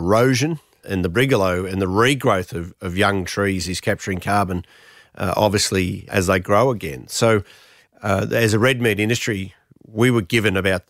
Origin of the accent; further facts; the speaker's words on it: New South Wales, Australia; I'm from the Snowy Mountains, and you look at the systems up there of Jindabyne and Lake Eucombeam and so forth